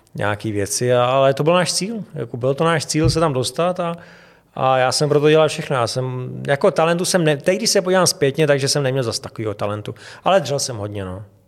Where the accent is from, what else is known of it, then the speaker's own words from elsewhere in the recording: Czechia; also born or lived in Havlíčkův Brod; od nuly jsem vyrůstal v Hradci